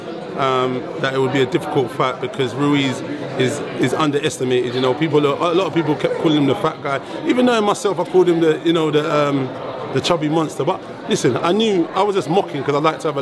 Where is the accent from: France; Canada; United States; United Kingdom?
United Kingdom; England; As an English guy